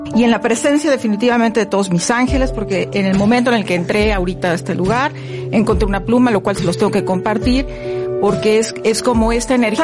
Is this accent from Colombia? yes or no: no; Mexico; los mexicanos somos muy buenos para hacer puentes y alargar todo